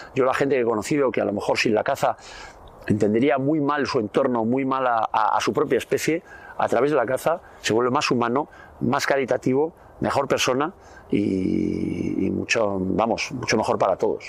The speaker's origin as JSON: {"language": "Spanish", "region": "Navarre", "country": "Spain", "tie": "born or raised there", "said": "nosotros somos de, Navarra, vivíamos ahí en un pueblo, en el monte"}